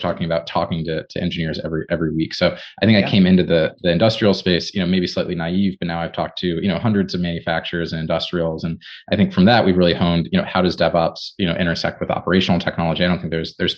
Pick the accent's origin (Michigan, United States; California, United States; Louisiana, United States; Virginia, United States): Michigan, United States; Ann Arbor; I grew up in Michigan